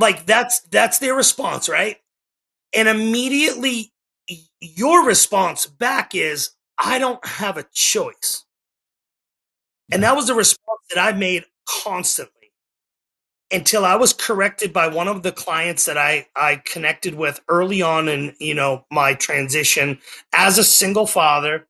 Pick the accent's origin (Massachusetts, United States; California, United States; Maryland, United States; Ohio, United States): Massachusetts, United States; Methuen; moved away as an adult; now in Oklahoma, United States; I was born in Methuen, Massachusetts, about 20 minutes north of Boston, and I lived on the New Hampshire-Massachusetts border my entire life